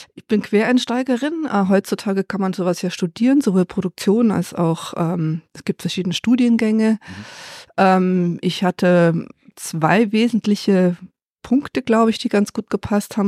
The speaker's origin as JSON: {"language": "German", "region": "Allgäu", "country": "Germany", "said": "wir sind nämlich beide Allgäuer"}